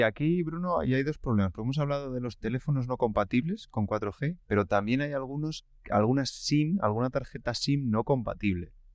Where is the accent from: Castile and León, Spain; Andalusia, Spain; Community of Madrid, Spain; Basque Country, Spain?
Castile and León, Spain; village near La Camperona; mi pueblo, lo he desvelado, estaba hablando de un pueblo ficticio en mi pueblo, eh, no tiene cobertura, pero tiene antenas